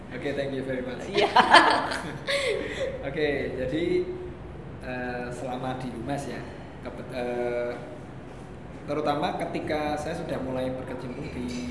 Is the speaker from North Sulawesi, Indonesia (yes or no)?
no; Semarang, Central Java, Indonesia; kita orang Semarang